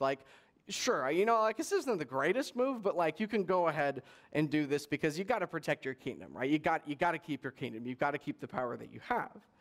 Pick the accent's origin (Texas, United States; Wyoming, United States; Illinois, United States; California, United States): California, United States; Palm Springs; I grew up in Coachella Valley, so in Palm Springs kind of area, um, out in the desert there